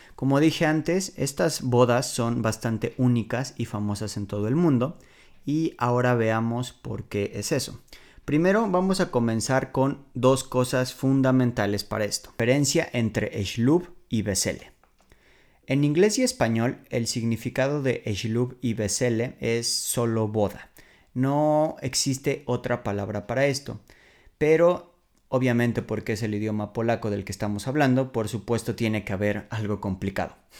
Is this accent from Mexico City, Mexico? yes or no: yes; Mexico City, Mexico; moved away as an adult; now in Warsaw, Poland; yo vengo de la Ciudad de México, me mudé a Varsovia hace seis años por mi novia polaca